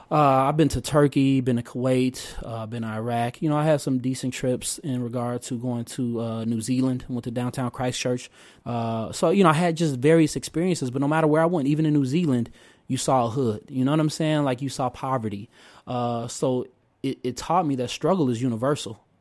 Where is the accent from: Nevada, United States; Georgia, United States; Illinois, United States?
Illinois, United States; Oak Park; also born or lived in Chicago, Illinois; I was born in Morgan Park, south side of Chicago, uh, and at the age of five, you know, my parents, uh, scraped together enough money, uh, you know, in their, in their efforts, so, like so many families, to, uh, you know, find better and greater opportunity and safety for their child. Uh, and we moved to Oak Park, Illinois